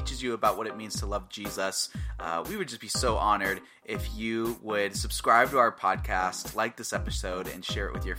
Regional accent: Atlanta, Georgia, United States; moved away as an adult; also born or lived in Florida; now in Iowa, United States; I moved to Iowa last year. And I was originally from Atlanta, Georgia

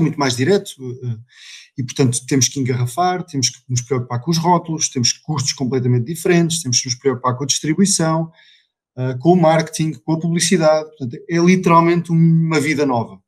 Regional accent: Vila Real, Norte, Portugal; sou original de Vila Real e, portanto, a minha vida foi sempre inicialmente muito ligada à, à agricultura

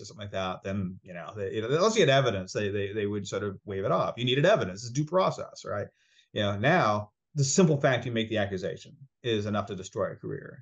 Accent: Rhode Island, United States; moved away; also born or lived in Laredo, Texas; I grew up in Rhode Island, that's where I grew up

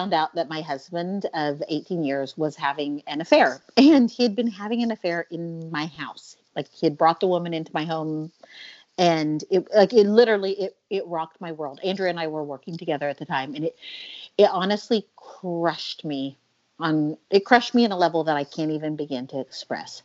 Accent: Oklahoma, United States; moved away as an adult; also born or lived in Pennsylvania / Massachusetts / Ohio / Paris; now in Venice, Italy; My entire life, I grew up in Oklahoma in a very conservative environment

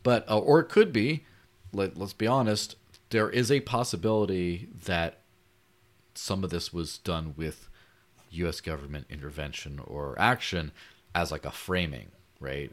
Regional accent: Mexico; growing up in Mexico

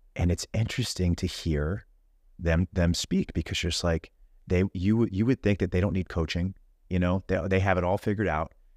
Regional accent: Houston, Texas, United States; I grew up in Houston, Texas

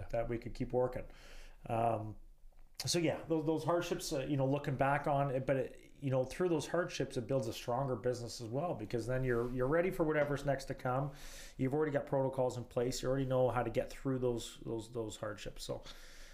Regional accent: Canada; I was born in Canada.

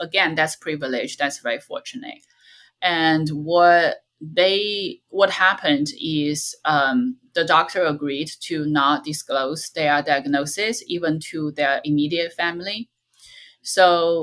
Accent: China; moved away; in my hometown

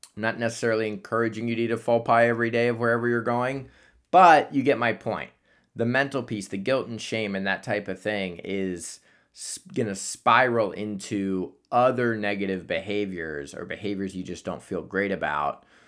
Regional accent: Columbus, Ohio, United States; moved away; I'm going back home to Columbus

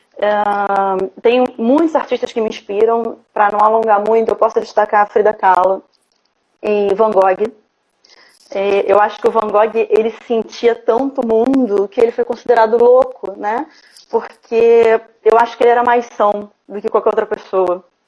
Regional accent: Rio de Janeiro, Brazil; Eu sou do Rio de Janeiro

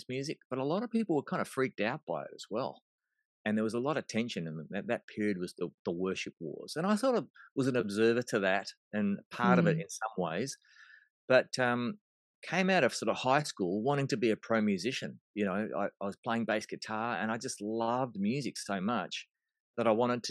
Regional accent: Melbourne, Victoria, Australia; moved away; I was born in Melbourne, Australia.

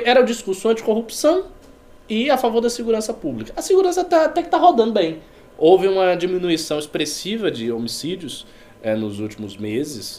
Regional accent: Bahia, Brazil; eu sou baiano

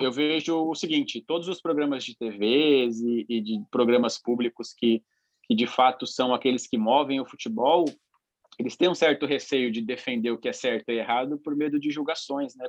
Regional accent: São Paulo, Brazil; Eu sou de Itaquera, né? Sou de Quebrada, Zona Leste

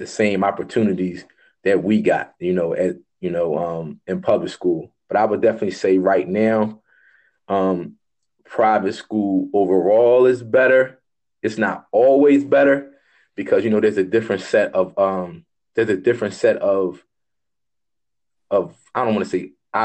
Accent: Philadelphia, Pennsylvania, United States; I grew up in Philadelphia, so I'm a product of the public school system.

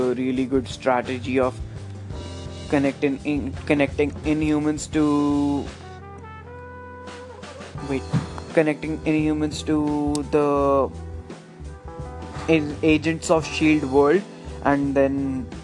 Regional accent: India; I'm especially from India.

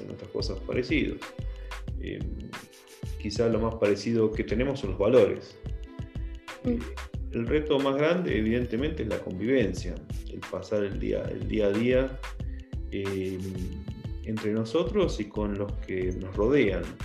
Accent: Argentina; moved away as an adult; also born or lived in Colombia; now in Ecuador; salí, digamos, de Argentina a los 23 años. Viví 6 años en Colombia trabajando por una empresa constructora y después esa empresa constructora me pasó aquí a Ecuador.

